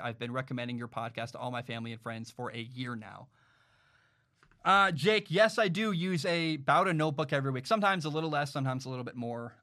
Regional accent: Washington, United States; I, I grew up in Washington

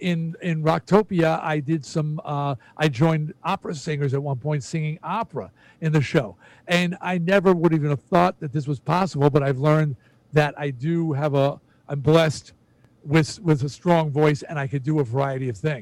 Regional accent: New Jersey, United States; I grew up on rock. I'm from Jersey.

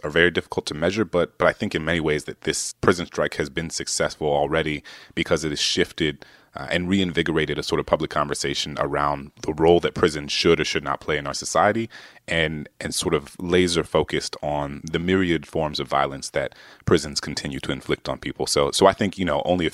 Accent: New Orleans, Louisiana, United States; I'm born and raised in New Orleans

